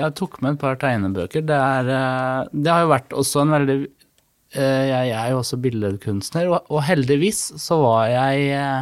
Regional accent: Fredrikstad, Østfold, Norway; jeg vokste opp på Hund i Borge

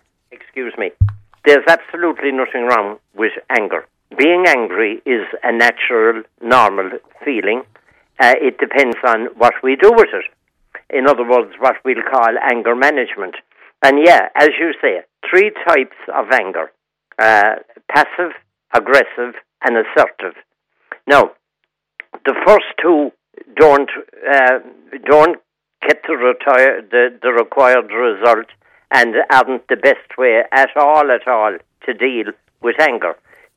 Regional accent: Blarney, Munster, Ireland; I've been born and bred in Blarney all my life.

